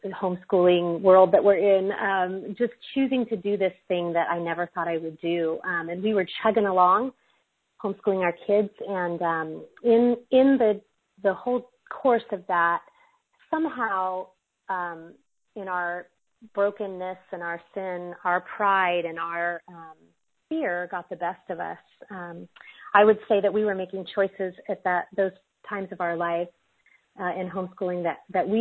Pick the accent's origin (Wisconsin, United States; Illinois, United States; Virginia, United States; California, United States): California, United States; I'm actually from California, and so it's 6 o'clock here.